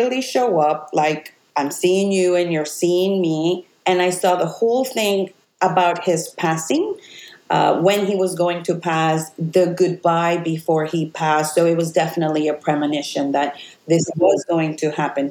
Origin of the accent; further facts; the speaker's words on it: Puerto Rico; moved away as an adult; I was born in Puerto Rico on the West Coast.